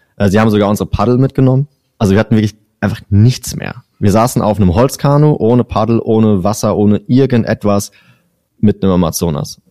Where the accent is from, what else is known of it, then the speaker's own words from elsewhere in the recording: Germany; ich bin ja, bin ja Deutscher